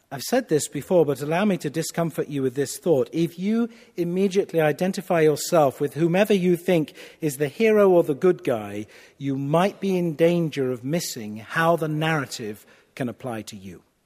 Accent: United Kingdom; I'm a Brit

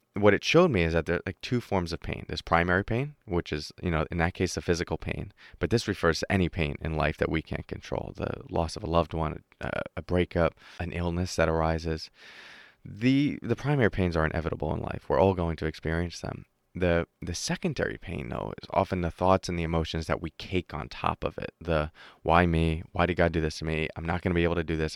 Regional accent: New York, United States; I'm from New York, uh, the U S.

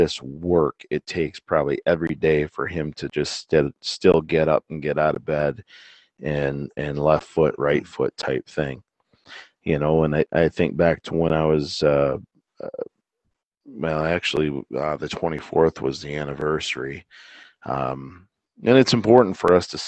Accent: United States; as an American

